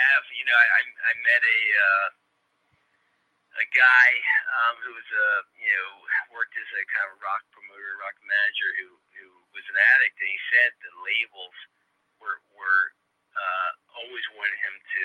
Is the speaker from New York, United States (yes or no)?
no; Baltimore, Maryland, United States; Baltimore, my hometown